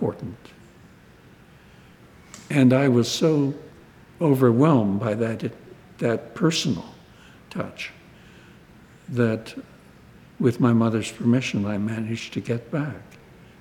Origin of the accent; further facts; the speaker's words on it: Winnipeg, Manitoba, Canada; moved away; a Winnipeg boy of an unprosperous and chronically ill small family